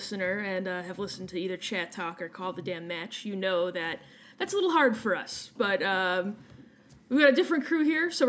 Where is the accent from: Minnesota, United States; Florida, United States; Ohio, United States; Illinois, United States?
Illinois, United States; Chicago; I'm an American, and I don't do soft A's. That's more because I'm a Chicagoan.